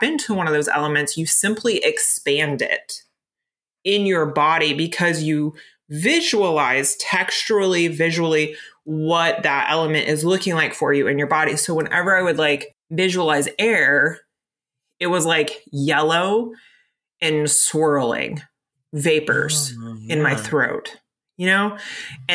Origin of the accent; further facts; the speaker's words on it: Florida, United States; now in Pacific Northwest, United States; I grew up in Florida. I grew up in a hurricane zone